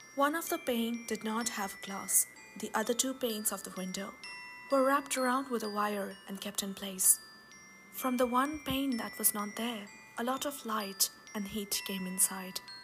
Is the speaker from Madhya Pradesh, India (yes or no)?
yes; Bhopal, Madhya Pradesh, India; Bhopal, a city in central India which happens to be my hometown.